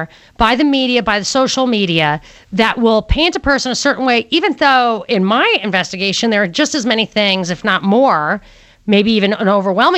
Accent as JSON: {"language": "English", "town": "New York City", "region": "New York", "country": "United States", "tie": "born or raised there", "moved": "yes", "lives_now": "Atlanta, United States", "said": "I was born in Brooklyn"}